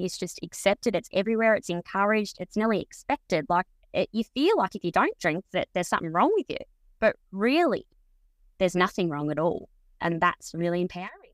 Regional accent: Mildura, Victoria, Australia; also born or lived in Bairnsdale; I was born in Mildura, but when I moved to Bensdale when I was early teens, fourteen

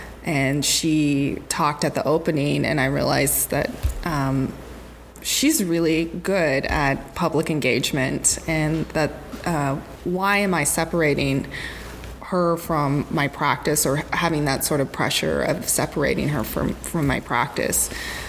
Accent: Crow Indian Reservation, Montana, United States; moved away as an adult; also born or lived in Bozeman, Montana / Los Angeles, California; now in Portland, United States; I was raised on the Crow Indian Reservation, so that university was about 4 hours away from my reservation.

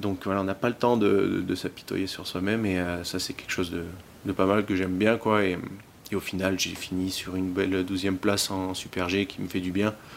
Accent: Montmaur, Provence-Alpes-Côte d'Azur, France; je viens du, donc, euh, de Montmort, qui est pas loin du Dévoluy, ma station où j'ai commencé à, skier

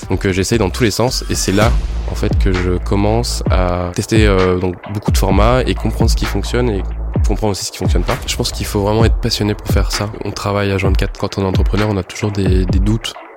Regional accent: Niort, Nouvelle-Aquitaine, France; je viens de Niort, de base

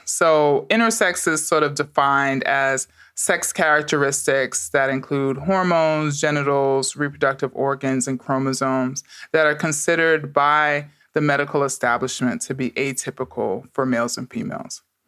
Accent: New York City, New York, United States; I grew up in the Bronx during the crack epidemic

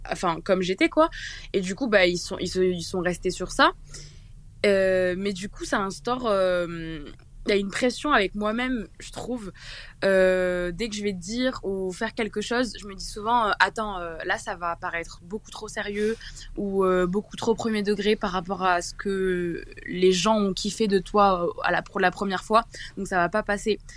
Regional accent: Toulouse, Occitania, France; Coucou, euh … j'ai 18 ans et euh, je viens de Toulouse.

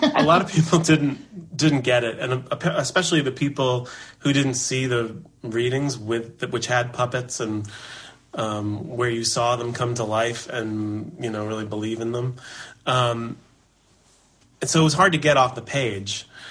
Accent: New York City, New York, United States; I was born in Manhattan

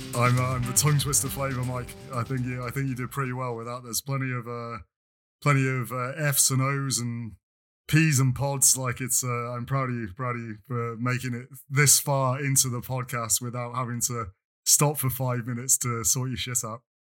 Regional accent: England, United Kingdom; now in France; I am perpetually English

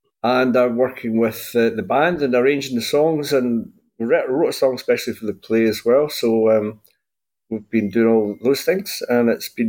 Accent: Lanarkshire, Scotland, United Kingdom; I'm from Lanarkshire. I went to school with people like George McCluskey, Paul McStay, Willie McStay, etc.

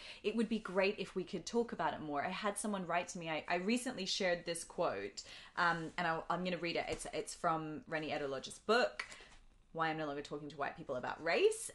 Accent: Australia; accent: Australian; now in London, United Kingdom

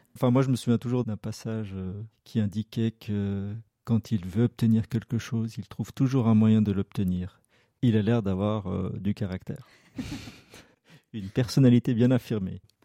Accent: Lausanne region, Vaud, Switzerland; j'ai toujours vécu dans la région lausannoise

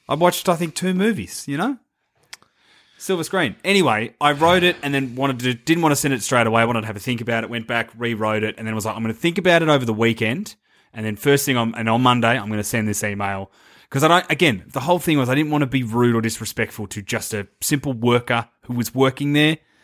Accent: Geelong, Victoria, Australia; my hometown also features a novelty pub and pokies venue based on ancient Egypt

